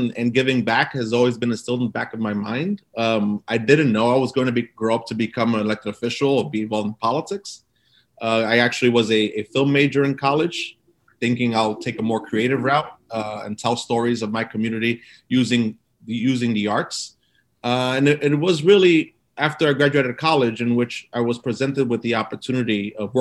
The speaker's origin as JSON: {"language": "English", "town": "New York City", "region": "New York", "country": "United States", "tie": "born or raised there", "said": "So I grew up in Brooklyn and I grew up in a community called East New York."}